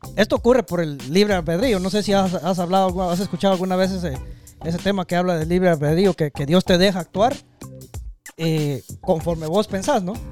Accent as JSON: {"language": "Spanish", "country": "Guatemala", "said": "nosotros somos chapines"}